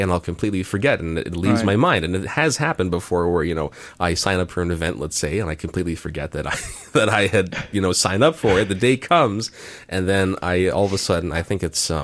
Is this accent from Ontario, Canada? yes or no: yes; Mississauga, Ontario, Canada; moved away; there's a city called Mississauga next door. That's where I come from. That's my hometown.